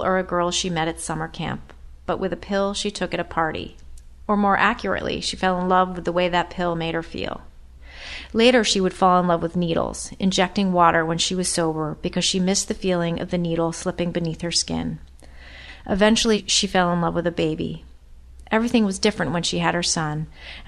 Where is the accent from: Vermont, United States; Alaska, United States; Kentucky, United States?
Vermont, United States; Burlington; When I was growing up in Burlington, Vermont, as a teenager